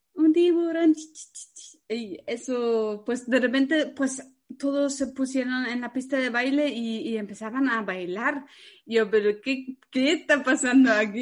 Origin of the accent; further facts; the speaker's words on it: Germany; moved away; soy alemana